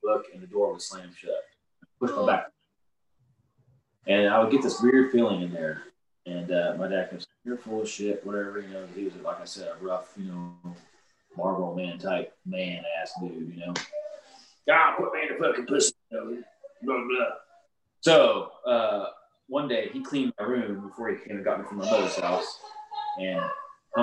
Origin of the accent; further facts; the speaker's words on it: Oklahoma, United States; I'm from Oklahoma. Yes, I've lived in a trailer